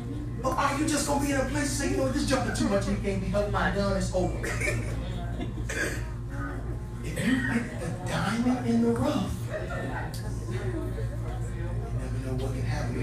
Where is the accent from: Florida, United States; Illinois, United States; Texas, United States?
Illinois, United States; Chicago; I grew up on the South Side of Chicago.